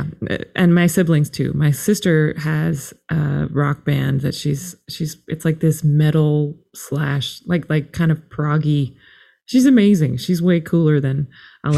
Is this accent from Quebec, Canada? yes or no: no; Toronto, Ontario, Canada; also born or lived in North Yorkshire, United Kingdom; we moved back to Canada. My mom was from Canada. We moved back there when I was still a baby